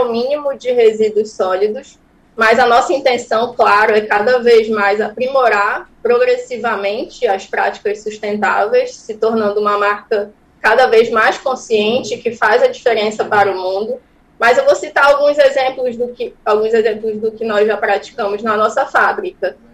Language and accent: Portuguese; Santarém, Pará, Brazil; Esse cacau vem da minha, da minha terra, do Pará, mas eu sou de Santarém